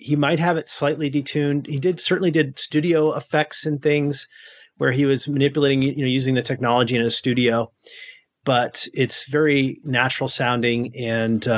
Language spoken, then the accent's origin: English; New England, United States; moved away; also born or lived in New Hampshire / Maine; I grew up in the Northeast in New England, in New Hampshire and Maine